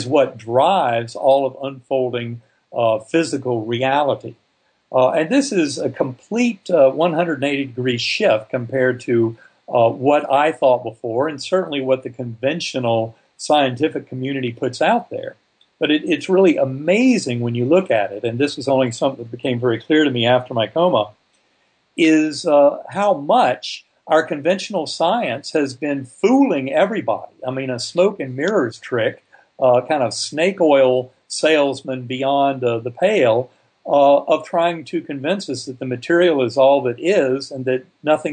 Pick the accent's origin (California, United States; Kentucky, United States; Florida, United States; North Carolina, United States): North Carolina, United States; I grew up in North Carolina